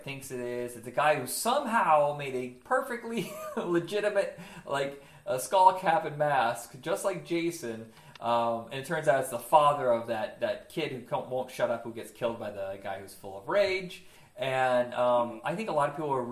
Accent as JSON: {"language": "English", "town": "Huntington", "region": "Indiana", "country": "United States", "tie": "born or raised there", "moved": "yes", "said": "grew up in Indiana"}